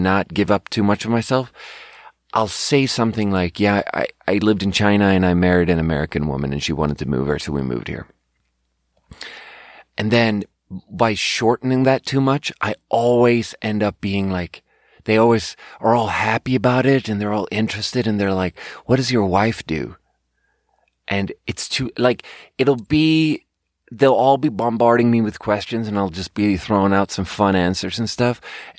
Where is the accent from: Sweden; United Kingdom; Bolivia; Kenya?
Sweden; And not to be like, yeah, I'm from Sweden.